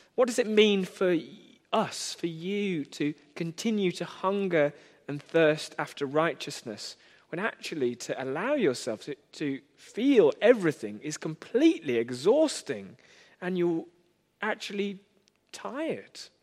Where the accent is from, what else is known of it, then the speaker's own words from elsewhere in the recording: United Kingdom; I am British in nearly every way